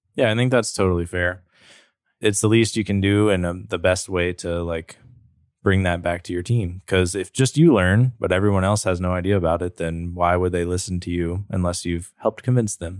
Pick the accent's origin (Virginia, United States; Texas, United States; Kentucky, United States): Virginia, United States; Roanoke; born or raised there; also born or lived in Blacksburg